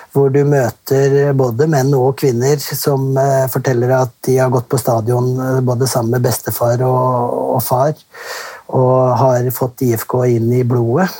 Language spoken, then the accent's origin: Norwegian; Vestfold, Norway; moved away as an adult; also born or lived in United Arab Emirates / Finland; Jeg er jo fra Vestfold